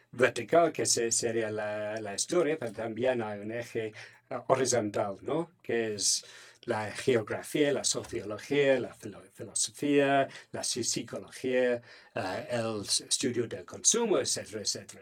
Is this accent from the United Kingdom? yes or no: yes; England, United Kingdom; Spanish is a second language; now in Finland; soy inglés.